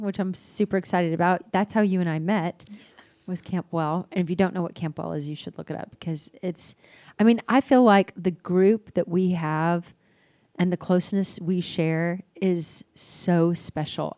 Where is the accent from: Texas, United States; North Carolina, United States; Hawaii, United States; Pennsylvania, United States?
Texas, United States; Dallas; also born or lived in Albuquerque, New Mexico; I was born in Albuquerque. I moved to Dallas when I was six.